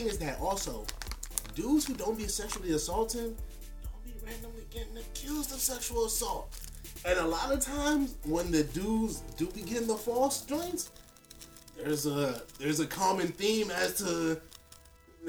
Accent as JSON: {"language": "English", "area": "PG County", "region": "Maryland", "country": "United States", "said": "all our identity is still PG County"}